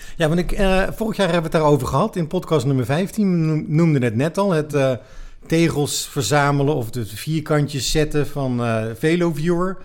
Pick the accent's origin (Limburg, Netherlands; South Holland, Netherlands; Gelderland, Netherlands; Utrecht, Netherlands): Utrecht, Netherlands; ik kom uit Utrecht